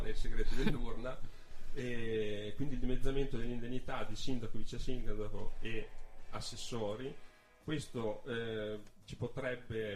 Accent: Milan, Lombardy, Italy; now in Trento, Italy; sono nato a Milano, quindi non sono trentino di nascita, ma ci vivo da una quindicina d'anni.

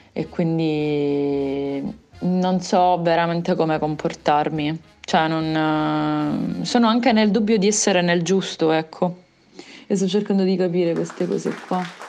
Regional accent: Palermo, Sicily, Italy; now in Padua, Italy; io registro da Padova, considera che io sono di Palermo e ho la mia famiglia a Palermo

